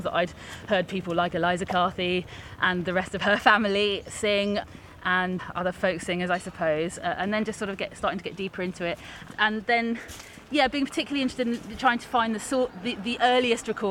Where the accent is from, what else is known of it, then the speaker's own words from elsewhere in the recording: High Wycombe, South East England, United Kingdom; moved away as an adult; also born or lived in Canada / York; I was born in High Wycombe and then came back to High Wycombe from Canada. I grew up there and then went to York as a student